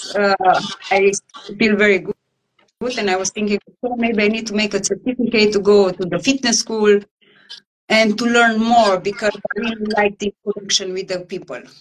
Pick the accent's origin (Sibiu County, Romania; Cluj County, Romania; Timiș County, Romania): Timiș County, Romania; Timișoara; English is a second language; moved away as an adult; also born or lived in Salzburg, Austria; now in Leskovac, Serbia; I was born in Romania